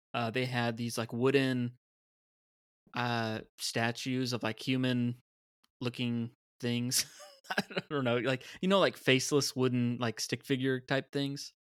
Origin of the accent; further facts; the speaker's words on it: United States; as a kid, being an American